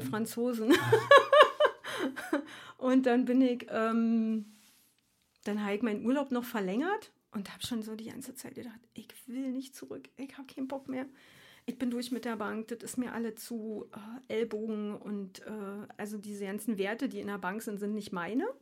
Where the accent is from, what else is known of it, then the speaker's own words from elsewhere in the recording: Berlin, Germany; moved away as an adult; also born or lived in Frankfurt / Darmstadt / Australia / Switzerland; Ich komme ursprünglich aus Ostkreuz